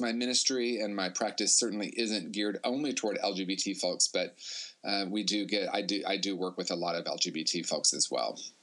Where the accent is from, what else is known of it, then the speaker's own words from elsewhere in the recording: Indiana, United States; I grew up in Indiana in a small town and then Indianapolis